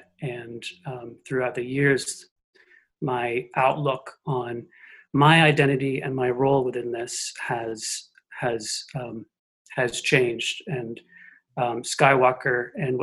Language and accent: English; Phoenix, Arizona, United States; moved away; Born and raised in Phoenix, Arizona, in sort of the suburbs